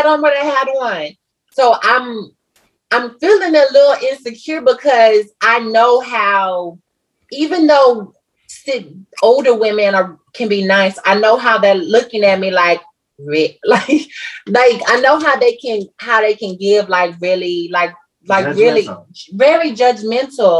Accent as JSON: {"language": "English", "town": "Waco", "region": "Texas", "country": "United States", "said": "I'm from the South, so I'm from the country. I'm from Waco, Texas"}